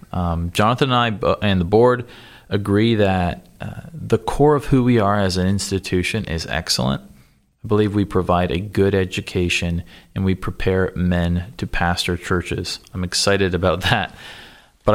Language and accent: English; Cambridge, Ontario, Canada; another Canadian, so maybe he can sharpen my accent for me. But I grew up in a town called Cambridge, Ontario.